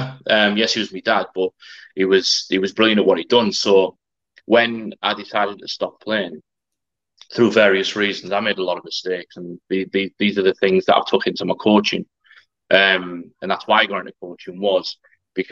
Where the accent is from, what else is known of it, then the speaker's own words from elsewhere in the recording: Middlesbrough, North East England, United Kingdom; I'm from Middlesbrough